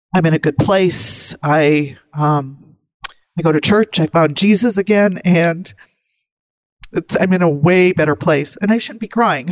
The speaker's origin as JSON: {"language": "English", "region": "North Dakota", "country": "United States", "tie": "born or raised there", "also_born_or_lived": "Maryland / DC area", "moved": "yes", "lives_now": "Cheyenne, United States", "said": "growing up in North Dakota"}